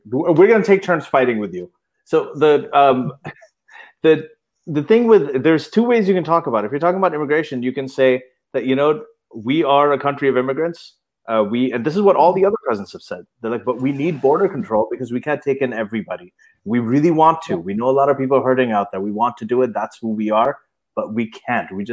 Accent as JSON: {"language": "English", "country": "Saudi Arabia", "tie": "born or raised there", "said": "I grew up in Saudi Arabia as well."}